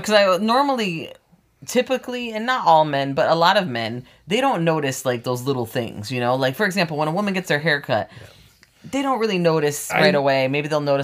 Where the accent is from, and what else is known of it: South Florida, United States; born or raised there; also born or lived in Connecticut